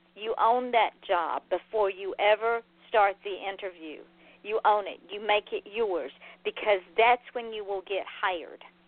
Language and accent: English; Atlanta, Georgia, United States; now in Florida, United States; I grew up driving in Atlanta traffic as a child